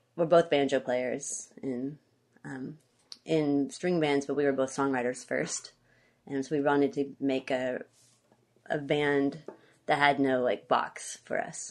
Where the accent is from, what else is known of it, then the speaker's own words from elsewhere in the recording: Conway, Arkansas, United States; moved away as an adult; now in Olympia, United States; I grew up in Central Arkansas, Conway. It's half an hour north of Little Rock